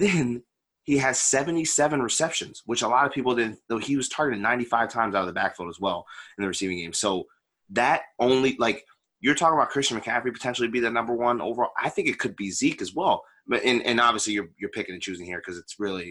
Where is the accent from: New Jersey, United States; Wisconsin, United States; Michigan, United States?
New Jersey, United States; central; I'm from New Jersey, like central New Jersey.